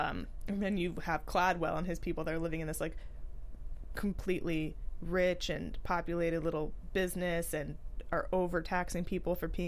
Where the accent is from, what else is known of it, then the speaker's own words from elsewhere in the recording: San Francisco, California, United States; growing up in San Francisco